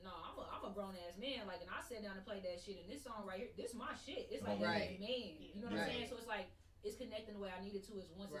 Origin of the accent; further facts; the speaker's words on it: Enid, Oklahoma, United States; moved away as an adult; now in Oklahoma City, United States; I'm from Enid.